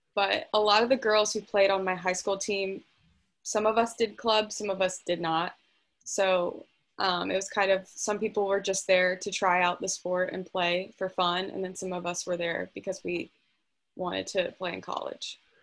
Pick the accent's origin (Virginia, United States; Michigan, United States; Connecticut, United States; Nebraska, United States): Virginia, United States; Fredericksburg; I'm from Fredericksburg, Virginia